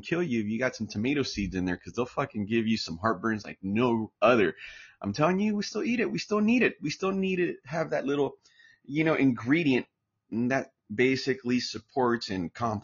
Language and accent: English; Santa Ana, California, United States; I'm American, U.S. born in Orange County, California, straight out of Santa Ana, California